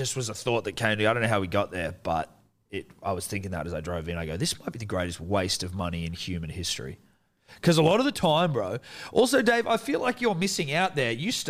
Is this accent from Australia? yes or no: yes; Australia; obviously we're biased Australian to Australian